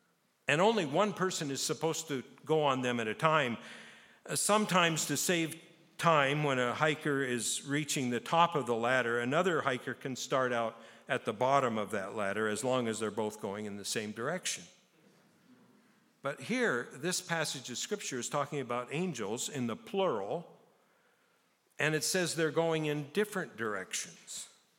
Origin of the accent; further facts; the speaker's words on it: Japan; now in Canada; I grew up in Japan, and there's a saying in Japan that if you live in Japan and you never hike Mount Fuji, you're a fool.